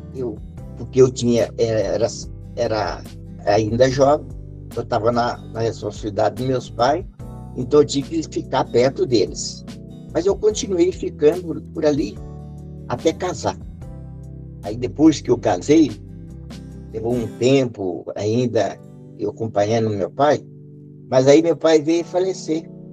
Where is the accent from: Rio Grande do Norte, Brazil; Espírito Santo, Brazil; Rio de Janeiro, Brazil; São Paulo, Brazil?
Espírito Santo, Brazil; Muniz Freire; now in Mantena, Brazil; Eu, eu sou nascido em Muniz estado do Espírito Santo, e moro em Mantena, estado de Minas